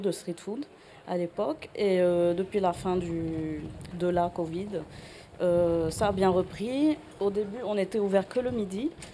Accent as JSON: {"language": "French", "country": "Lebanon", "moved": "yes", "lives_now": "Marseille, France", "said": "chez nous, au Liban"}